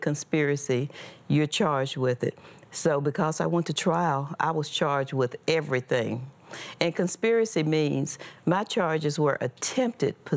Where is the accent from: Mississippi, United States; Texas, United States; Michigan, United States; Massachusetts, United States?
Mississippi, United States; I was born and raised in Mississippi